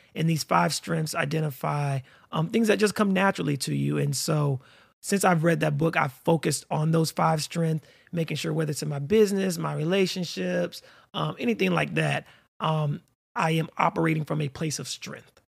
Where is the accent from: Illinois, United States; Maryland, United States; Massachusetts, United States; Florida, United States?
Florida, United States; also born or lived in North Carolina / Atlanta, Georgia / Orlando, Florida; I'm a native Floridian, born and raised in Florida